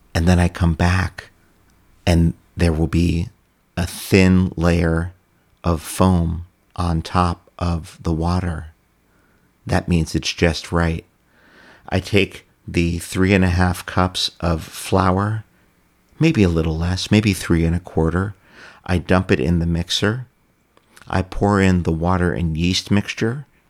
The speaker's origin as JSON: {"language": "English", "town": "New York City", "region": "New York", "country": "United States", "tie": "born or raised there", "also_born_or_lived": "Ithaca", "said": "I grew up in New York City"}